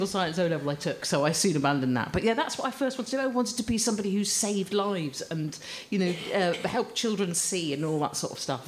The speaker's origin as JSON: {"language": "English", "town": "Croydon", "region": "London", "country": "United Kingdom", "tie": "born or raised there", "said": "I was born in Croydon"}